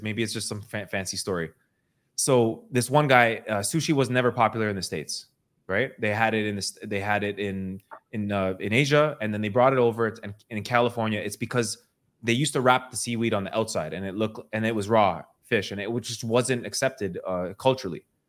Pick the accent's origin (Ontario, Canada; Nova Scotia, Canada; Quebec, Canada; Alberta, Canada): Ontario, Canada; Toronto; I grew up in Toronto and I was cutting hair